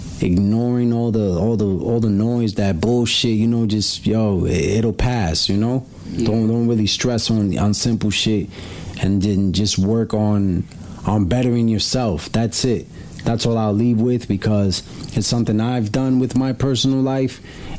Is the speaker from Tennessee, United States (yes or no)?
no; New York City, New York, United States; we grew up in Brooklyn.